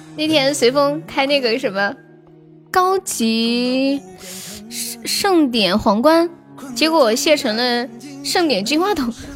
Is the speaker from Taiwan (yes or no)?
no; Sichuan, China; accent: Sichuanese; 我们四川话说洗头，就是洗脑壳，头疼，就是脑壳痛